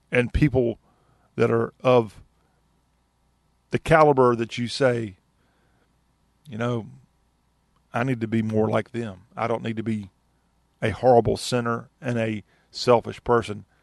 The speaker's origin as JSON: {"language": "English", "region": "the South", "country": "United States", "said": "as a Christian, as a Southerner"}